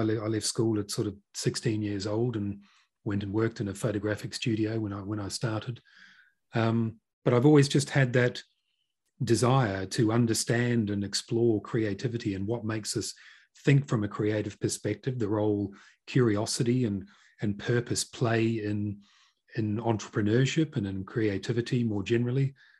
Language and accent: English; North Island, New Zealand; moved away as an adult; now in United Kingdom; I'm originally from Aotearoa, New Zealand. Grew up in a small town and in the North Island, and I moved to the UK about just over two decades ago.